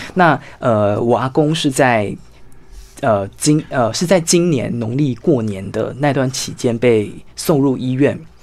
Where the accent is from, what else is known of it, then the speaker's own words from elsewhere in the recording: Tainan, Taiwan; moved away; 我是住在原来的台南县，然嗯。后将军乡，那一个嗯。叫做欧汪的这个村落